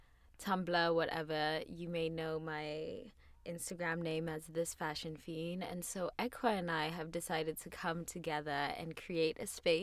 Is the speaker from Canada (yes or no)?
no; South Africa; also born or lived in Los Angeles, United States; now in New York, United States; I'm South African. I'm a fashion blogger. I live in New York, went to school in LA.